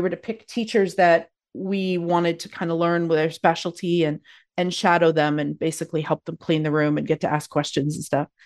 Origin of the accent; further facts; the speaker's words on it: Calgary, Alberta, Canada; moved away as an adult; now in Victoria, Canada; I'm originally born and raised in Calgary, Alberta